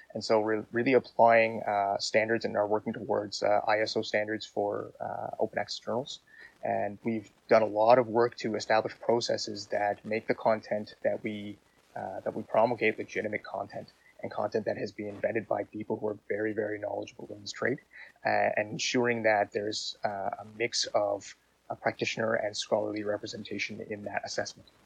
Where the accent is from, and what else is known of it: Canada